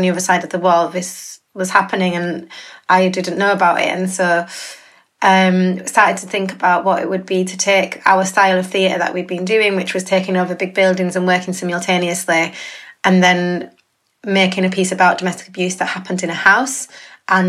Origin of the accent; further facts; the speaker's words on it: Bradford, Yorkshire and the Humber, United Kingdom; I grew up in Bradford